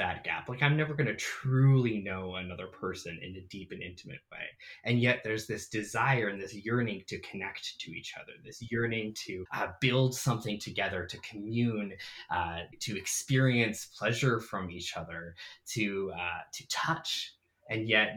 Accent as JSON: {"language": "English", "town": "Calgary", "region": "Alberta", "country": "Canada", "tie": "born or raised there", "moved": "yes", "lives_now": "Fort Collins, United States", "said": "But I'm originally from Canada. I grew up on Treaty 7 land in Calgary, Alberta"}